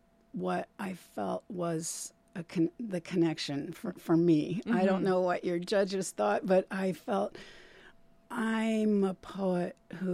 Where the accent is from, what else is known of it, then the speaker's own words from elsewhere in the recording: Indiana, United States; also born or lived in Ohio; Well, I grew up in the Midwest, as mm-hmm. I said. I lived in Indiana, born in Indiana and Ohio.